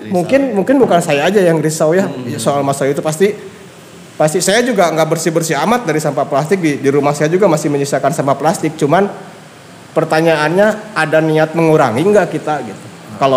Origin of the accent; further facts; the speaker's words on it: Bandung, West Java, Indonesia; terus apa yang udah si brand ini lakukan untuk saya orang Bandung